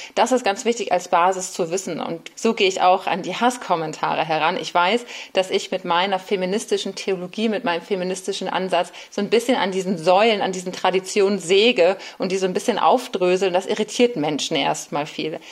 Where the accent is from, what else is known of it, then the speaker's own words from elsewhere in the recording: Bremen, Germany; moved away as an adult; now in Berlin, Germany; Ich bin in Bremen aufgewachsen